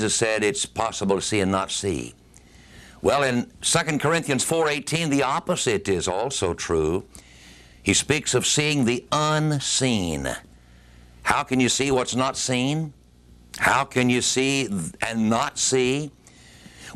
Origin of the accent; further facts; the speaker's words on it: United States; our country, America